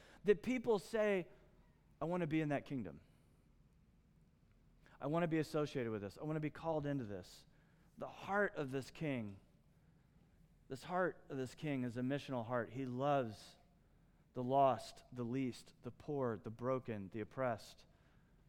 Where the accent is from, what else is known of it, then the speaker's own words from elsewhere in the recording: Midwest, United States; the kind of culture I grew up in the Midwest